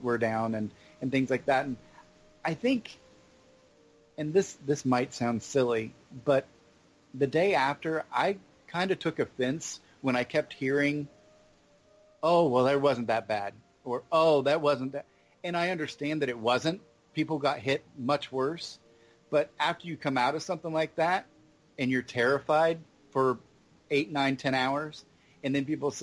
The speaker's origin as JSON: {"language": "English", "region": "Ohio", "country": "United States", "moved": "yes", "lives_now": "Davenport, United States", "said": "we're originally from Ohio"}